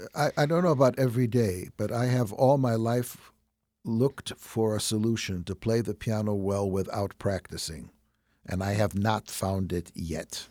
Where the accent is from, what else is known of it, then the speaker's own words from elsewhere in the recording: Chicago, Illinois, United States; accent: Chicago; with my Chicago accent